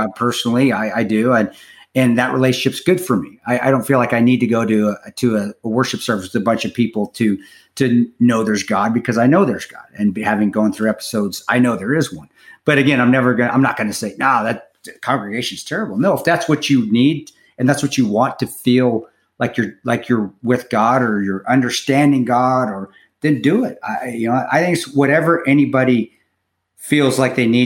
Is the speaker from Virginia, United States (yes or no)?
no; Utah, United States; I grew up in Utah